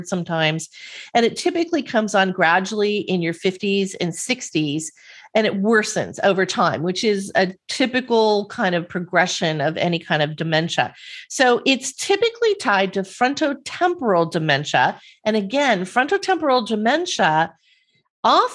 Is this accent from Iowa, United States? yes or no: no; Southern California, United States; I grew up in Southern California and this is Beach Boys culture out here